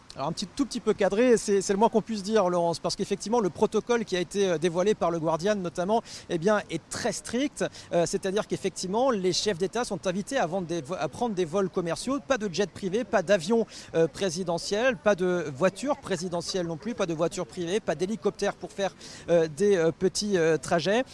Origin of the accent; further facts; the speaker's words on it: France; en tant que Français